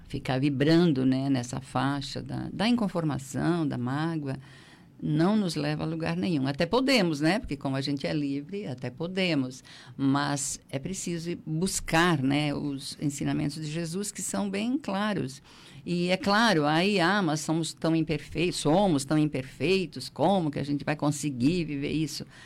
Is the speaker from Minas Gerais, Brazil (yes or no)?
no; Treviso, Santa Catarina, Brazil; also born or lived in Siderópolis; now in Criciúma, Brazil; eu sou, na verdade, eu sou de Treviso